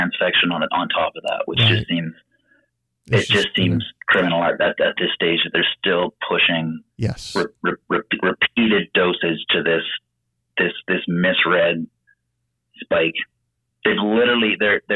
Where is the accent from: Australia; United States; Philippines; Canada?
Canada; I'm from Canada